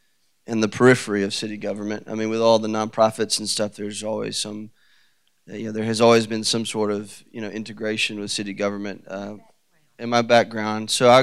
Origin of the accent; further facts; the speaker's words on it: Decatur, Alabama, United States; moved away as an adult; also born or lived in Birmingham, Alabama; now in Franklin, United States; Well, I grew up in Decatur, Alabama, and my wife, Amy, and our three girls live in the downtown area.